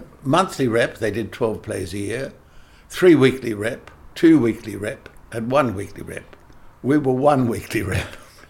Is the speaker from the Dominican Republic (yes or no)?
no; Australia; accent: English; you're English, of course. I said, no, I'm Australian. But I did sound English. That's the way I was brought up.